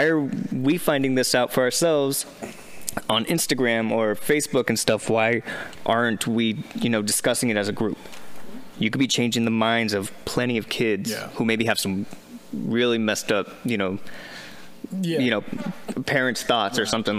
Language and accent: English; Richmond, California, United States; Especially growing up in Richmond.